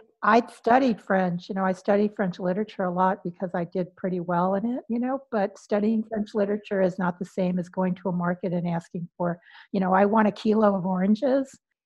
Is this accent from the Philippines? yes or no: yes; Philippines; And I was saying, no, I'm not, I'm Filipino.